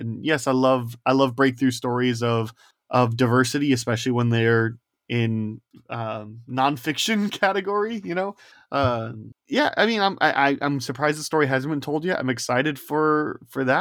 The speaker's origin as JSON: {"language": "English", "region": "Indiana", "country": "United States", "said": "I'm from Indiana"}